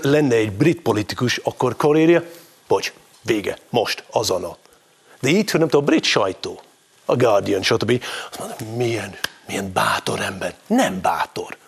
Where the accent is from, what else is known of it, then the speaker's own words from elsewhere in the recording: Scotland, United Kingdom; moved away as an adult; now in Hungary; Én ott éltem, ott nőttem föl, itt éltem, itt nőttem föl